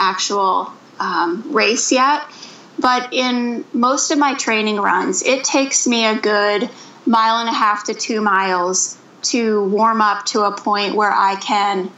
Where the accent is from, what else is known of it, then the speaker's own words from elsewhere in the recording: Mansfield, Ohio, United States; now in Minneapolis, United States; I am from Mansfield, Ohio, which is right in between Cleveland and Columbus